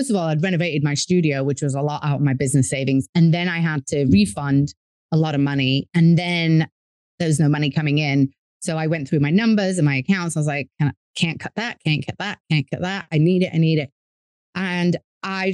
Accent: England, United Kingdom; moved away as an adult; now in New York, United States; as you can tell by my accent, I'm from England, but my dad's American. And after undergrad, I moved to America. I'm currently in New York

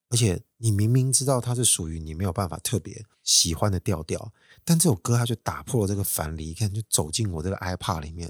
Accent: Taiwan; 我是台湾人

